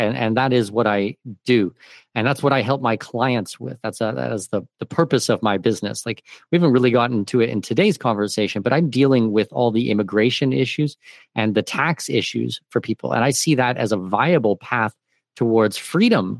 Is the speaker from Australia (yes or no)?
no; Canada; now in Panama; I'm Canadian